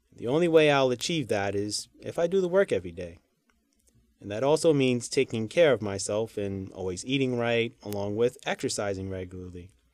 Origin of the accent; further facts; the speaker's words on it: New York City, New York, United States; I'm a New Yorker